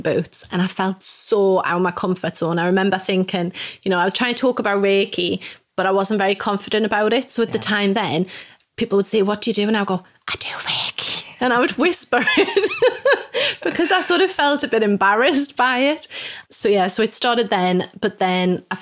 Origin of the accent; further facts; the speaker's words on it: Newcastle upon Tyne, North East England, United Kingdom; moved away as an adult; also born or lived in Mexico / Manchester / Peterborough; now in York, United Kingdom; I'm from Newcastle originally